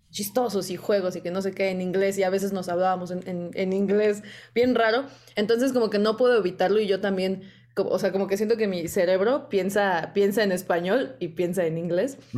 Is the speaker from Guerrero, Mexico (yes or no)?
no; Naucalpan, State of Mexico, Mexico; first language Spanish; Crecí eh, aquí en el Estado de México y siempre he hablado español y todo. Eh, arriba los satelucos